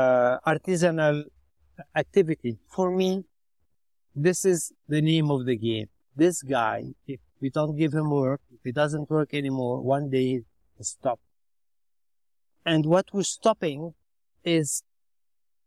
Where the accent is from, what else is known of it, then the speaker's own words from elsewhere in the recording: Chiyah, Beirut suburbs, Mount Lebanon, Lebanon; I'm originally from Shia, that is Beirut, suburbs